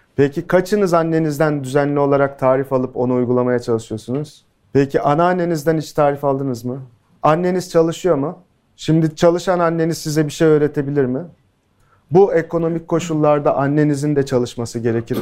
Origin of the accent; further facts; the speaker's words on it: İskenderun, Hatay, Turkey; İskenderunluyum, köken olarak Suriyeliyim.